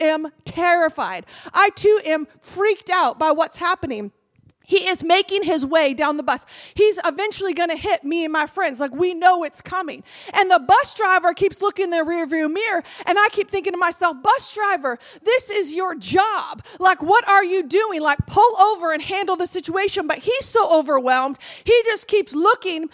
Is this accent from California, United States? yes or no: yes; California, United States; I'm from California